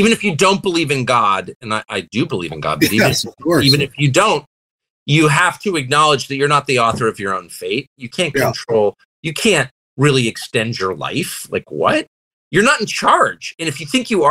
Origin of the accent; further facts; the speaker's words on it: United States; I'm thoroughly American. I'm never leaving